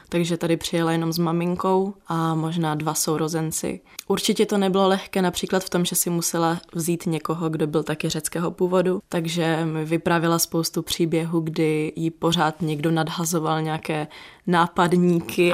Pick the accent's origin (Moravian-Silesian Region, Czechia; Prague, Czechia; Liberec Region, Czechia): Moravian-Silesian Region, Czechia; Ostrava; jsem tady vyrostla